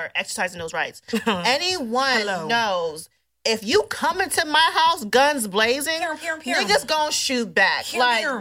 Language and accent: English; United States; we as an American